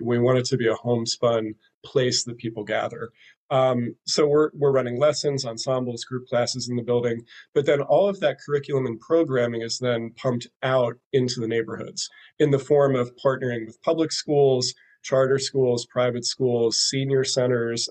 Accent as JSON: {"language": "English", "town": "Philadelphia", "region": "Pennsylvania", "country": "United States", "tie": "born or raised there", "moved": "yes", "lives_now": "Brooklyn, United States", "said": "Philadelphia is is at the top of my list because that's my my hometown and I, I love Philly"}